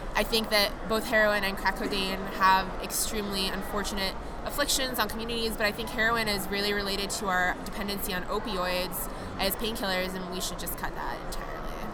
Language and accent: English; New York, United States; I come from New York